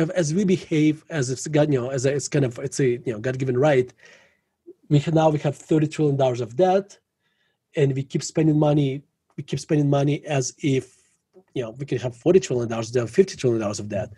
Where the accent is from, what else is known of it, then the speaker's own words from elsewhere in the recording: Russia; now in Denver, United States; growing up in Russia, like, you know, you become skeptical, you know, in Soviet Russia